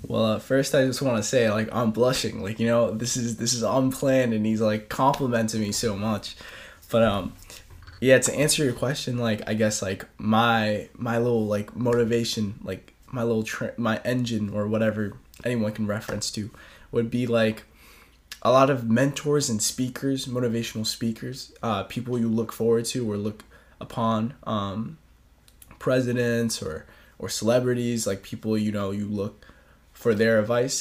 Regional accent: New Jersey, United States; moved away as an adult; also born or lived in New York; now in Boston, United States; I'm from New Jersey, born and raised.

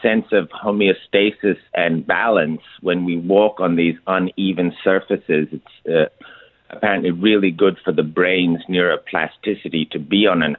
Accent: India; moved away; I grew up in India

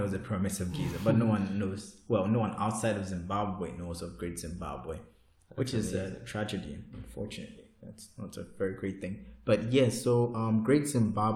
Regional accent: Ghana; We are both Ghanaians from West Africa

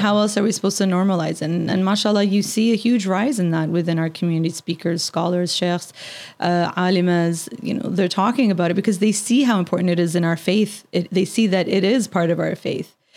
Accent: Canada; as a Canadian

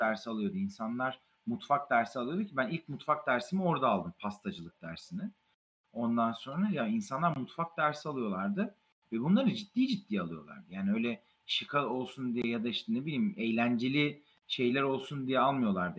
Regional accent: Gaziantep, Turkey; moved away as an adult; also born or lived in United States; Zaten doğma büyüme Gaziantep'liyim

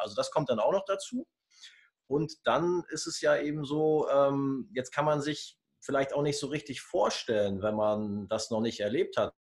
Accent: Germany; bei uns in Deutschland

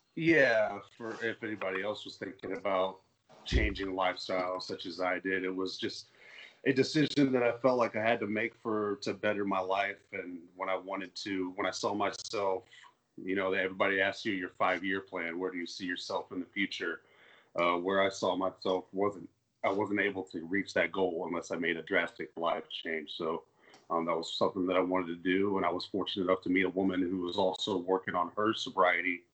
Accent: Indianapolis, Indiana, United States; I was raised in Indianapolis, Indiana

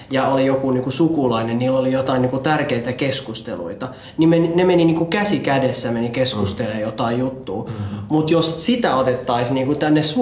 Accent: Ethiopia; et koska mä oon Etiopiasta, niin ihmiset luulee, että sä oot jotain niinku

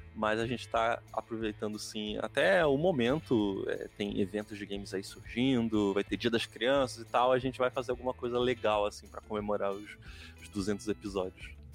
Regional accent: Nova Iguaçu, Rio de Janeiro, Brazil; moved away as an adult; also born or lived in Santa Catarina / Paraná; eu sou carioca, mas na verdade eu sou fluminense, né? Eu nasci em Nova Iguaçu.

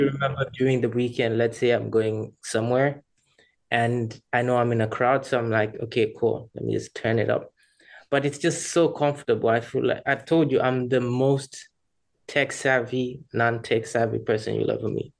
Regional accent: Rwanda; moved away; I'm originally from Rwanda

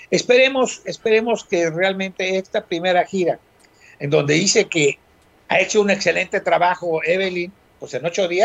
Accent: Guerrero, Mexico; Cuenta, somos guerrerenses, hombre.

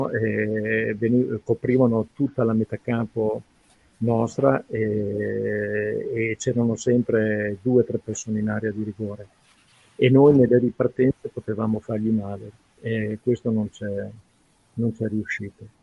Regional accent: Reggio Emilia, Emilia-Romagna, Italy; born there; ma io vi garantisco, sono reggiano di nascita, ma insomma ho lavorato più da altre parti

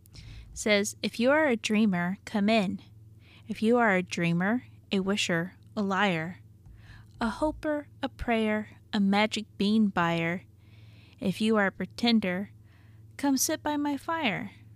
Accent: Arkansas, United States; I'm from Arkansas

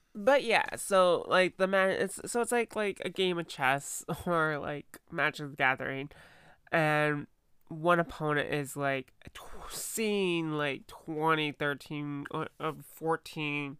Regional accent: United States; I'm an American girl

